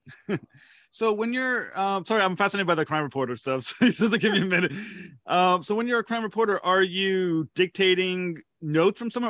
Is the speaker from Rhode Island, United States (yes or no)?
yes; Rhode Island, United States; I'm Rhode Island